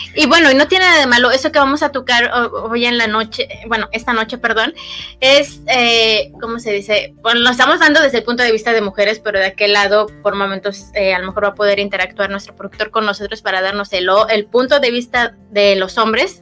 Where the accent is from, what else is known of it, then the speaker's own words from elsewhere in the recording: Mexico; especialmente mexicanos